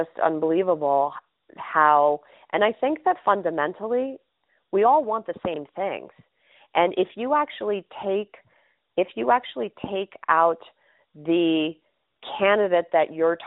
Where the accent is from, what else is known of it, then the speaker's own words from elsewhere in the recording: New York City, New York, United States; I grew up in New York City in the 1970s